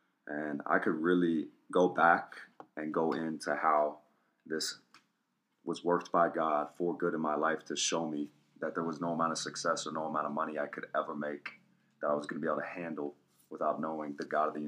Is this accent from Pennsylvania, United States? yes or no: yes; Somerville, Pennsylvania, United States; also born or lived in Connecticut; Small town, started off in Somerville, Pennsylvania, like 500 people. And then from there, we moved to Connecticut